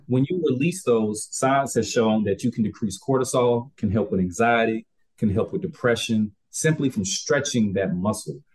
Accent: Albany, Georgia, United States; moved away; also born or lived in Japan; I'm still from Albany, Georgia

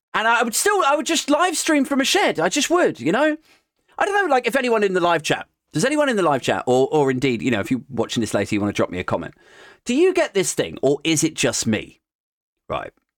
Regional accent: United Kingdom; I'm from Ellington Park and the, the, the Toynbee Estate.

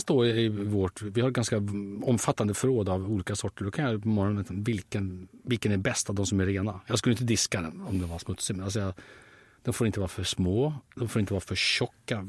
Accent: Sweden; Jag är så förfärligt svensk.

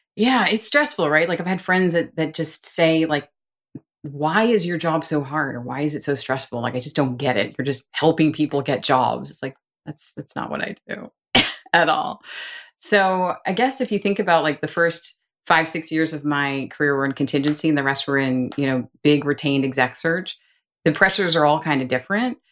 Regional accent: New York, United States; moved away as an adult; also born or lived in Boston / Washington, D.C.; now in Austin, United States; I'm from New York and wanted to work in New York

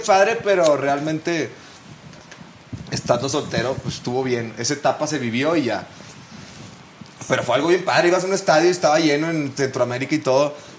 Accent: Monterrey, Nuevo León, Mexico; Nosotros como regios

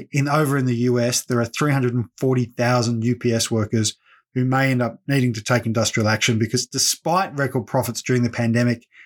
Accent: Victoria, Australia; Thorpe no more represents every Aboriginal person than I can claim to represent every Victorian because I'm from Victoria.

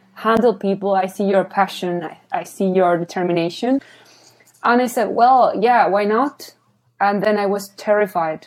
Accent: Argentina; English is a second language; moved away as an adult; also born or lived in Australia; now in Copenhagen, Denmark; I'm from Argentina

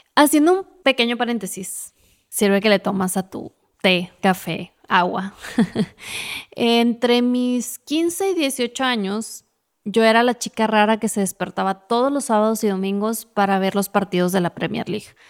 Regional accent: Ciudad Juárez, Chihuahua, Mexico; moved away as an adult; also born or lived in Monterrey; Cuando dejé mi ciudad de origen, Ciudad Juárez, Chihuahua, para estudiar en Monterrey

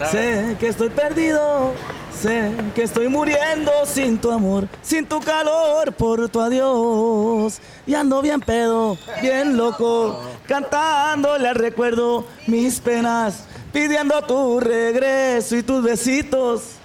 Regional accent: Mazatlán, Sinaloa, Mexico; also born or lived in Culiacán, Sinaloa / Concordia, Sinaloa; Soy de aquí, de Mazatlán muy cerquita de la playa de la Lázaro Cárdenas

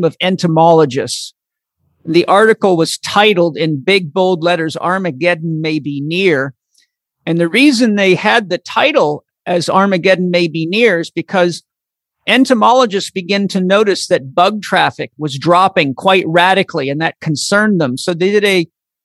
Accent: Comox Valley, Vancouver Island, British Columbia, Canada; Comox Valley Farmers Association, where I grew up on Vancouver Island

